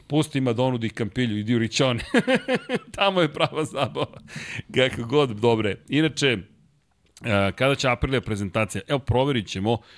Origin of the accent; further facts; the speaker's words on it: Belgrade, Serbia; pošto sam odrastao u Zemunu